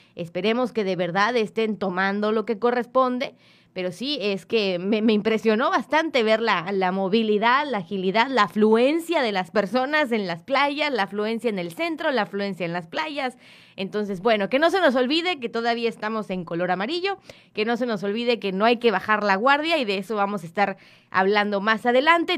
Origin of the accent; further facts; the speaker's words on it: Mexico; somos mexicanos